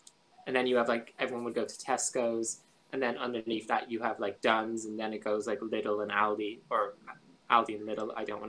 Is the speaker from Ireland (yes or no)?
yes; Ireland; I'm Irish